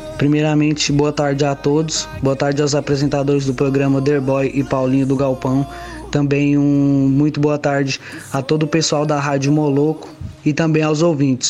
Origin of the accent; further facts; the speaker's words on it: Tocantins, Brazil; moved away; also born or lived in Goiânia / Anápolis; me mudei da minha cidade natal, que é Grupo Tocantins